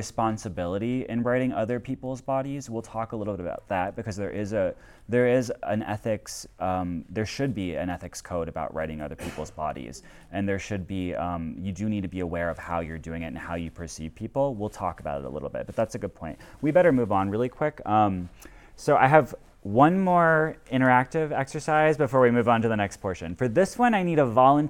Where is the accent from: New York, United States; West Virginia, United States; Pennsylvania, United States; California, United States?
West Virginia, United States; as a gay man growing up in West Virginia